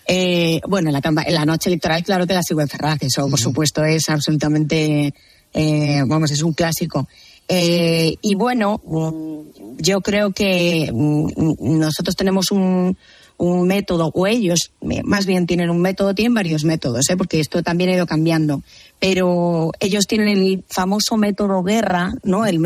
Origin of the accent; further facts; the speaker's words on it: Ferrol, Galicia, Spain; Bueno, yo soy, yo soy gallega, yo soy de Ferrol, como sabéis